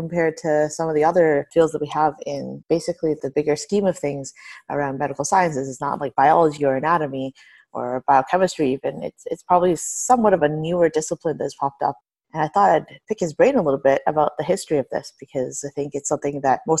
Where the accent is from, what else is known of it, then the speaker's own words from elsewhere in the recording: Niagara Falls, New York, United States; I grew up in Niagara, so Buffalo, I spent a lot of time there, really close to here.